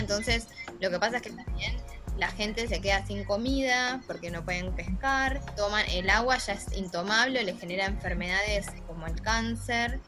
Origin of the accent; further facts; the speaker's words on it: La Salada, Buenos Aires Province, Argentina; donde yo nací, en La Salada, estaba el riachuelo